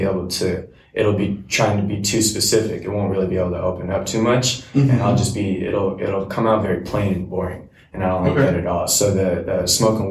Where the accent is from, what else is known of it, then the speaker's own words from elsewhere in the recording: Everett, Washington, United States; also born or lived in Silver Lake / Shoreline, Washington; my hometown, Everett